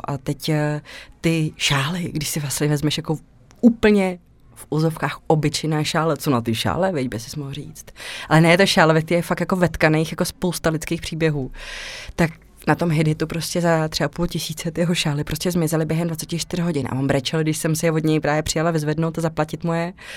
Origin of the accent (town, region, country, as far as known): Czechia; moved away as an adult; also born or lived in Mexico / Krč, Prague